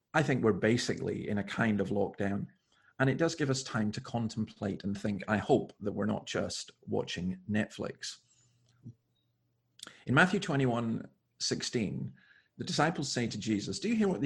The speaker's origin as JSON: {"language": "English", "area": "Scottish Highlands", "region": "Scotland", "country": "United Kingdom", "tie": "born or raised there", "moved": "yes", "lives_now": "Sydney, Australia", "said": "I grew up in the Scottish Highlands"}